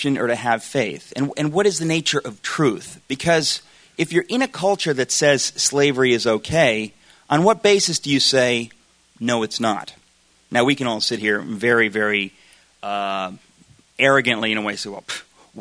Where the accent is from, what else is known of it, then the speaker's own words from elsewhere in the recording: Danbury, Connecticut, United States; I grew up in Danbury, Connecticut